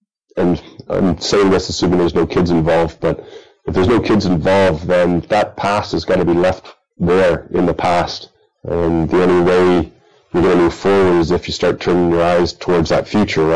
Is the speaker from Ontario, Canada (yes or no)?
yes; Bradford, Ontario, Canada; growing up in Bradford, when I was younger